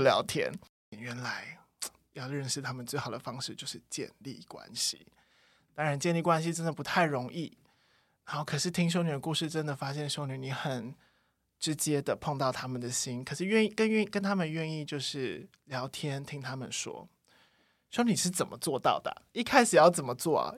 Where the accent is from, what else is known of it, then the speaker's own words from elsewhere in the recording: Taiwan; 我们自己身为台湾人